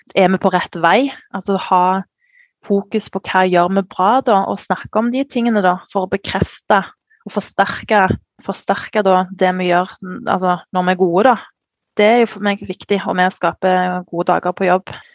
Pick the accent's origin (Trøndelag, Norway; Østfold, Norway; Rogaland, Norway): Rogaland, Norway; Sandnes; jeg kommer jo fra Sandnes, som er en liten sted utenfor Stavanger